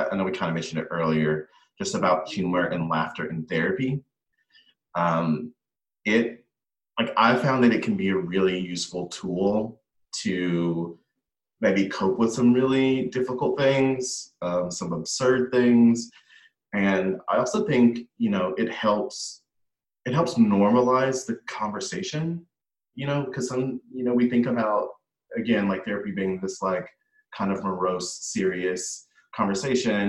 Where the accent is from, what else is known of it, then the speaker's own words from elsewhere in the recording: the South, United States; moved away; growing up in the South.